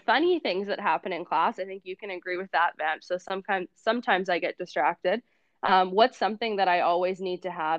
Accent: Brandon, Manitoba, Canada; I'm from Brandon, and I went to university at Brandon University, and I actually taught some of my teaching in Kuwait and Dubai

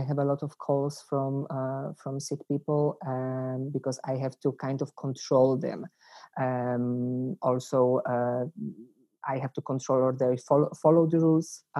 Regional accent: Poland; English is a second language; moved away as an adult; now in Den Bosch, Netherlands; I come from Poland

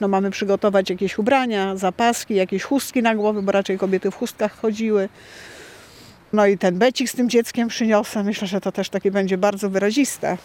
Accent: Wolnica, Poland; jako mieszkanki w ogóle tą wolnicy

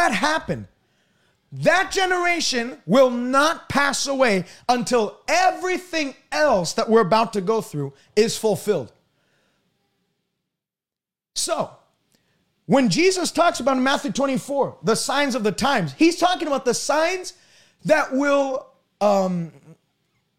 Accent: Montreal, Quebec, Canada; I was born in Montreal, Quebec

